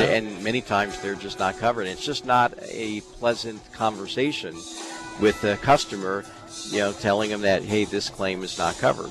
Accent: East Coast, United States; moved away as an adult; now in Colorado, United States; I'm from the East Coast, I, and I, I grew up on the ocean

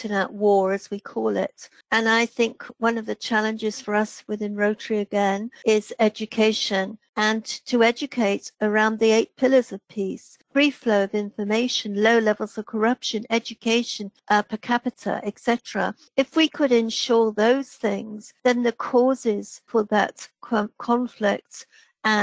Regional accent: England, United Kingdom; now in Wales, United Kingdom; I reside in Wales, except I'm English

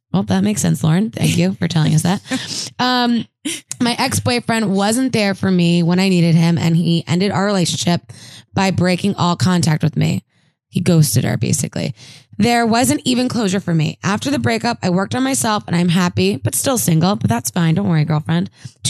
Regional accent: Minnesota, United States; I don't know why I have this accent all of a sudden. I'm from Minnesota.

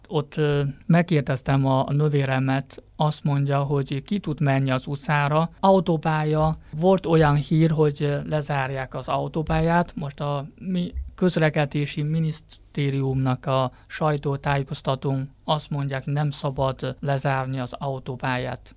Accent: Hubei, China; Hungarian is a second language; now in Beijing, China; Igen, én Hubei származású vagyok. Ott vannak a szüleim, Wuhan-tól nincs messze 100 kilométeres kisebb városban

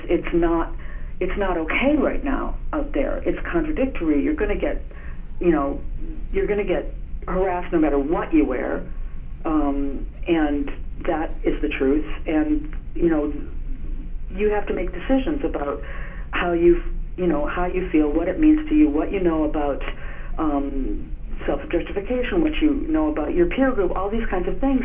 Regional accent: Minnesota, United States; I'm from Minnesota

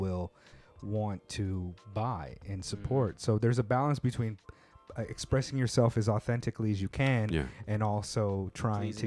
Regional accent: West Coast, United States; now in Japan; I come from the West Coast

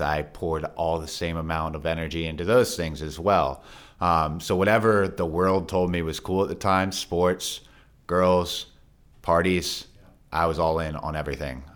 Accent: Frederick, Maryland, United States; my childhood, I grew up here in Frederick

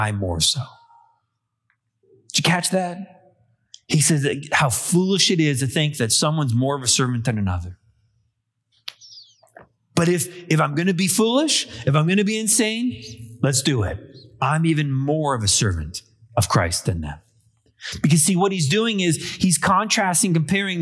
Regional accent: Canada; I'm a Canadian born of English and Irish descent

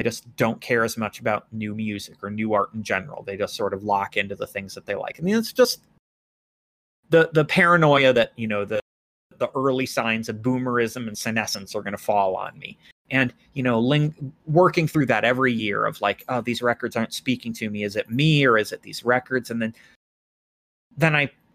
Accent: United States; I'm a white American

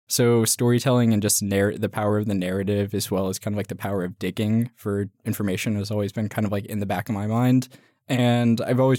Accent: Clackamas, Oregon, United States; I'm from just outside Portland, Oregon. I grew up in Clackamas

